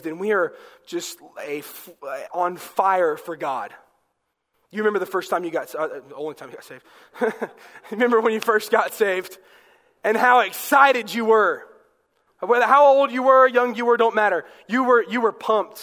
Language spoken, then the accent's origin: English; the South, United States; I'm from the South